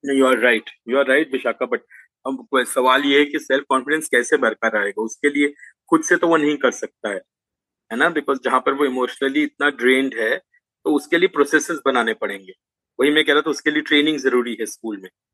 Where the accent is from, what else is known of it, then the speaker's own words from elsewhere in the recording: Jamshedpur, Jharkhand, India; चूंकि हम जमशेदपुर से हैं